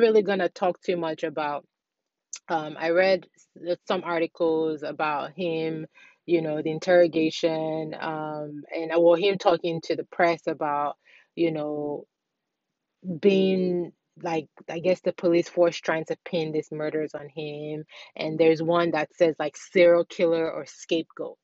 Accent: Nigeria; also born or lived in Ghana; I'm born and raised in Nigeria

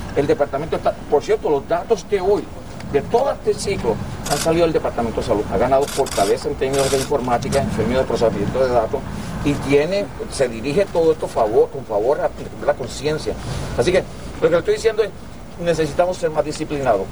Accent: Puerto Rico; somos los puertorriqueños

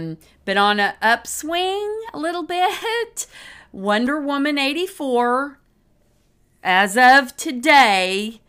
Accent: Oklahoma, United States; We're from Oklahoma

